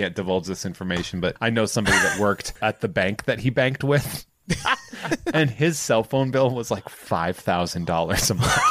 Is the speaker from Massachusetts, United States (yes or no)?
yes; Boston, Massachusetts, United States; Growing up in the Boston area